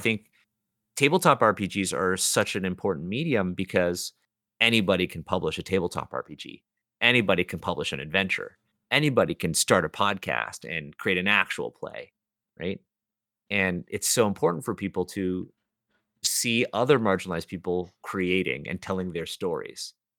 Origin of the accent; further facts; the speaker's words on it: Toronto, Ontario, Canada; I'm born and raised in Toronto